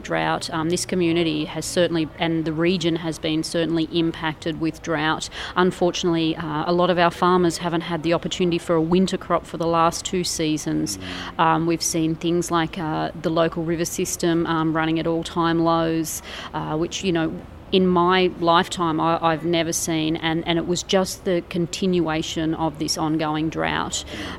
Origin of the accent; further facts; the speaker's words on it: Narrabri, New South Wales, Australia; Well, Narrabri's a lovely town. I've grown up here, lived here all of my life